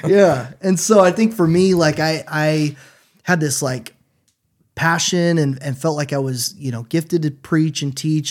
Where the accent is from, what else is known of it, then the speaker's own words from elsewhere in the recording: Washington, United States; moved away as an adult; now in Chattanooga, United States; I grew up in Washington State and my dad was a pastor